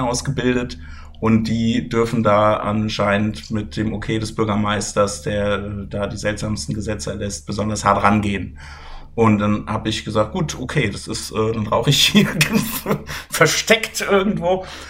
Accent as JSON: {"language": "German", "country": "Germany", "said": "ich bin aus Deutschland"}